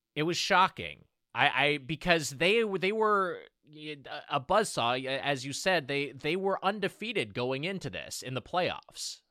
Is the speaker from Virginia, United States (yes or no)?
no; Lakewood, California, United States; Lakewood, California is my hometown